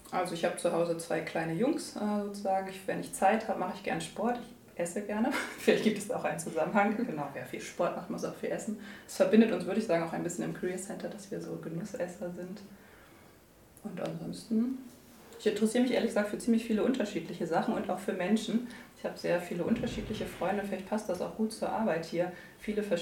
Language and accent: German; Buxtehude, Lower Saxony, Germany; born there; Ja, genau. Ich bin sogar in Buxtehude geboren.